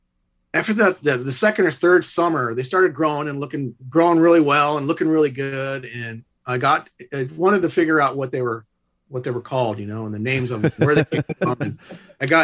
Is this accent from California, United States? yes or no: yes; Covina, California, United States; also born or lived in Glendora, California; now in Chino, United States; I was born and raised right here in Covina, Glendora area in California